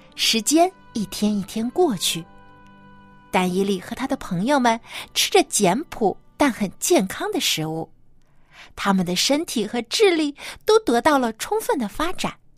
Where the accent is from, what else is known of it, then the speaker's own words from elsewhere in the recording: China; 我们中国人啊，有习俗就是一家人都要团聚在一起来吃大餐